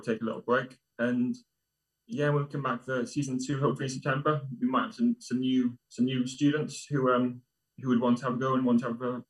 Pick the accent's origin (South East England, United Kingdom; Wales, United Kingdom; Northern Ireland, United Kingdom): Wales, United Kingdom; I'm Welsh myself